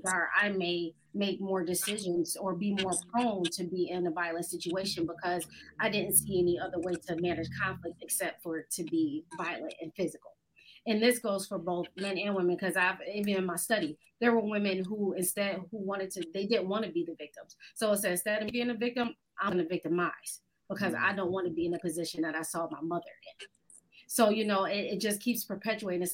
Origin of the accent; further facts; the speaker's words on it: Buffalo, New York, United States; moved away as an adult; now in Atlanta, United States; I'm originally from Buffalo. I'm now in Atlanta. I've been down here for 8 years.